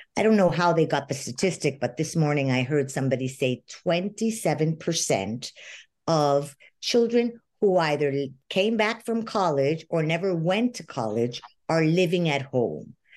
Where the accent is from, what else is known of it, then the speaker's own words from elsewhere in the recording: Venezuela; moved away as an adult; I lived in Venezuela my whole life. I grew up in Venezuela and just emigrated 10 years ago.